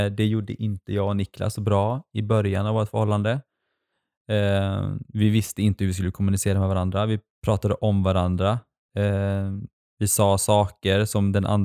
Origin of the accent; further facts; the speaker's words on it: Sweden; alltså under hela min uppväxt i Sverige så har ju någonstans de varit i makten.